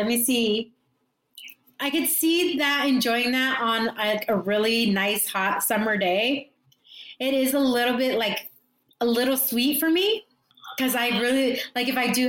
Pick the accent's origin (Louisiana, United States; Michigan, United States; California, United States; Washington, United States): California, United States; San Diego; growing up in San Diego, and I grew up in North County, San Diego, we were self-sufficient to a point where we would take buses.